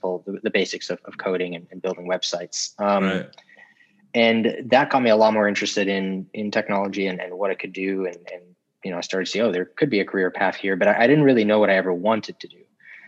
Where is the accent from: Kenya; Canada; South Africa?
South Africa; also born or lived in Florida, United States; now in New York, United States; I'm originally from South Africa, actually, and we moved to the U.S. We left and moved here in 2000